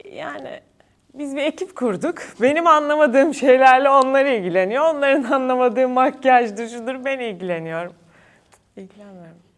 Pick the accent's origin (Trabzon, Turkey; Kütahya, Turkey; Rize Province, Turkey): Kütahya, Turkey; moved away as an adult; Ben Kütahyalıyım. Ben Kütahya'da doğdum, büyüdüm